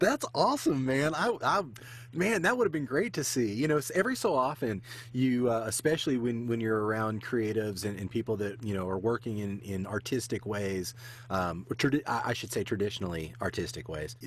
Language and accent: English; United States; being from the state, I've never been to Canada